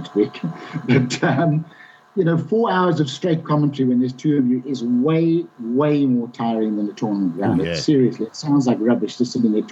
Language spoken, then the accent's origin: English; Bulawayo, Zimbabwe; I ever played in the golf club in Bulawayo, in my hometown